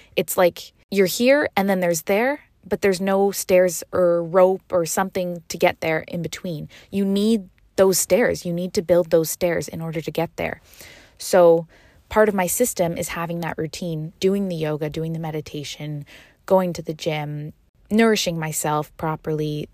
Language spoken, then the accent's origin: English; Canada; moved away as an adult; now in Seville, Spain; I am originally from Canada, and this year I decided to move to Spain, Sevilla, for dance